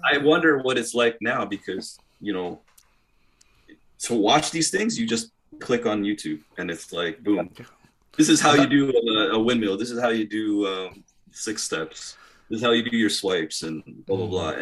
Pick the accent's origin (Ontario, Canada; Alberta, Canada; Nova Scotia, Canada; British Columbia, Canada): Ontario, Canada; Toronto; we are from Toronto